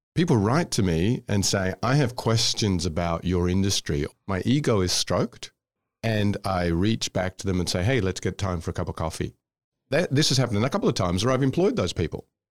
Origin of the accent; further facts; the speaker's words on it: Australia; moved away as an adult; also born or lived in Scotland / Indonesia; I'm from Scotland, but I grew up in Australia